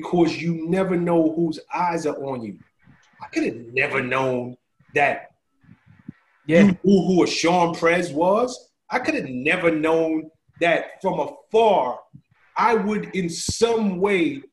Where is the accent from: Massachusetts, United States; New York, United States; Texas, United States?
New York, United States; New York City; I'm from the South Bronx, so I lacked a lot of things